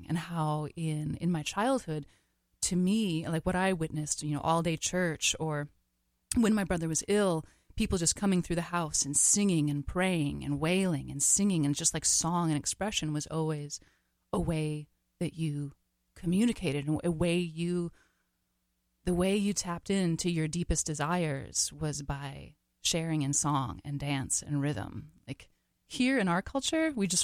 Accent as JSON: {"language": "English", "town": "Freeman", "region": "South Dakota", "country": "United States", "tie": "born or raised there", "also_born_or_lived": "North Woods of Wisconsin", "moved": "as an adult", "said": "I am originally from Freeman, South Dakota"}